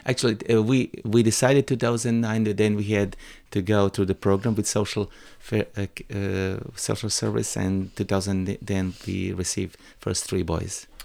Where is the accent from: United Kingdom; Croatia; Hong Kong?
Croatia; English is a second language; my hometown